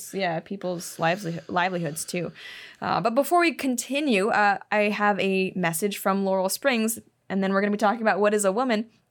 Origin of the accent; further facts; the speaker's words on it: Hong Kong; moved away; also born or lived in Shanghai, China; I grew up in Hong Kong